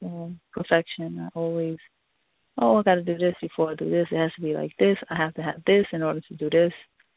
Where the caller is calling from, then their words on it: New York, United States; New York.